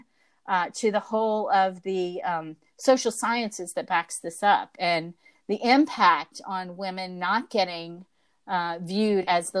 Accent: the South, United States; I was raised in the South

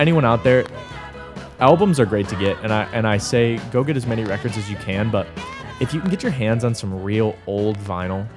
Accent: Detroit, Michigan, United States; Growing up in Detroit, Motown's always meant a lot to us.

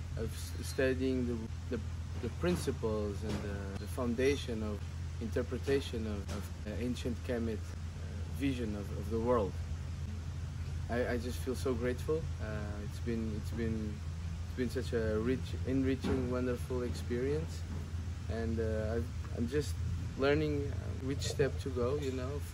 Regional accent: Portugal; I come from Portugal, but I have African Cape Verdean origins

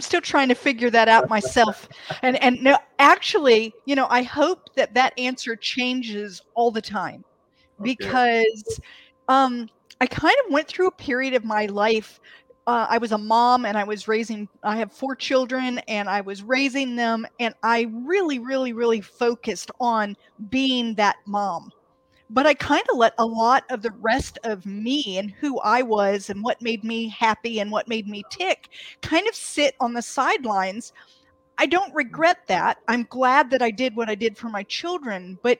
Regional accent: Canton, Ohio, United States; also born or lived in Athens, Greece; So I was born in Athens, Greece. My dad was in the Air Force, and there was a joint Air Force base there. And I don't remember it. We moved when I was 2. I was in Canton, Ohio.

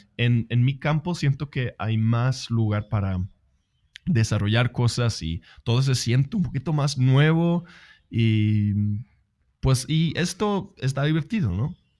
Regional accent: Sweden; yo soy sueco, no soy inglés

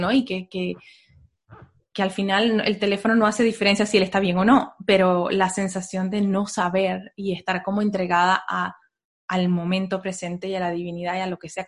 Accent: Venezuela; now in United States; de ahí nos vinimos de Venezuela, nos vinimos a Estados Unidos y aquí entonces fue cuando yo me di el permiso de empezar a considerar otras cosas.

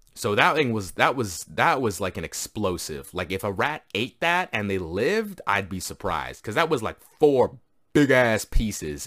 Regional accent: Canada; I'm from Canada

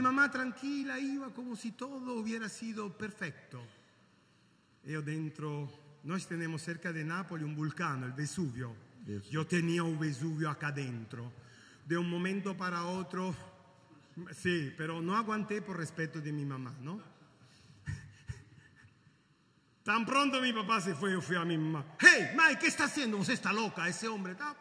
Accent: Caracas, Capital District, Venezuela; now in Italy; nací en Venezuela, en Caracas.

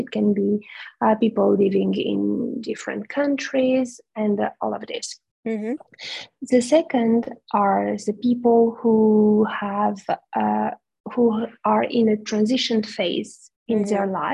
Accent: Romania; moved away; in my home country, Romania

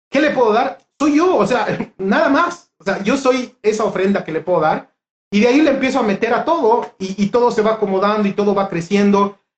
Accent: Honduras; soy yo de Honduras que tiene como unos 20

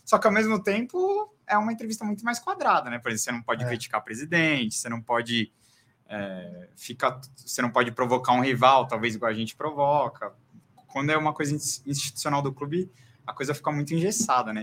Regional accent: ABC Paulista, São Paulo, Brazil; eu sou do ABC

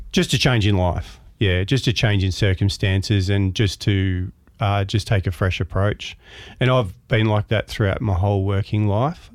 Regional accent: Melbourne, Victoria, Australia; moved away as an adult; I was born in Williamstown in, um, Melbourne, maritime town. Uh, grew up around the ocean. I was a lifesaver and lifeguard down there and went to primary school in Williamstown

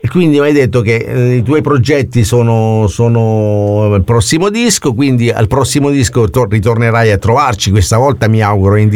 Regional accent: Abruzzo, Italy; Sono abruzzese, sì.

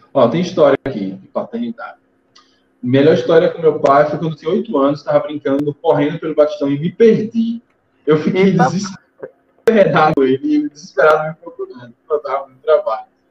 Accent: Nossa Senhora do Socorro, Sergipe, Brazil; also born or lived in Rio de Janeiro / Aracaju; eu cresci em Socorro. É, eu, minha família, quando veio do Rio de Janeiro para cá, a gente morou uns quatro anos só no bairro industrial, e depois a gente foi para Marcos Freire

